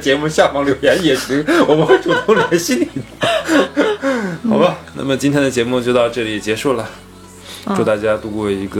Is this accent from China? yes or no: yes; Northeast China, China; 因为其他我们大概也都看了嘛，那真的确实是，呃，用我们东北话叫矬子里面拔大个儿，就只能拔到这一个了，对吧？